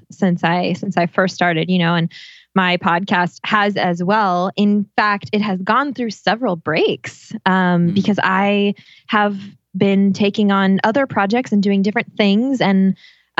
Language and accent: English; United States; now in Italy; I'm from the United States